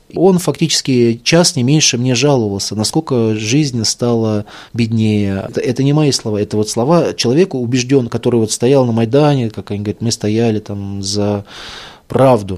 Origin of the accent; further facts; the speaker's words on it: Moscow, Russia; я из Москвы, русский